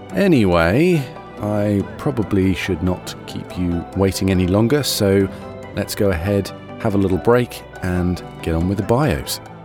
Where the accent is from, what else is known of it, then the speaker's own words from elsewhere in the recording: England, United Kingdom; now in United States; I'm English too